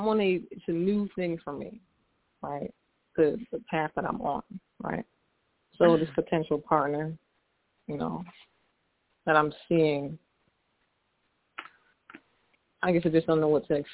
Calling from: Lansdale, Pennsylvania, United States; I'm calling from Lansdale, PA.

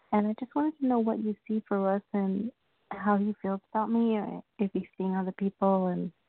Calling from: New York, United States

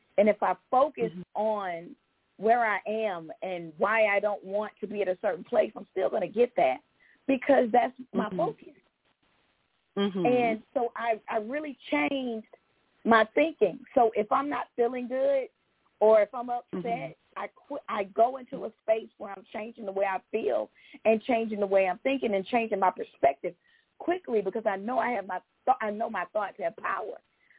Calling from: Georgia, United States; from Georgia.

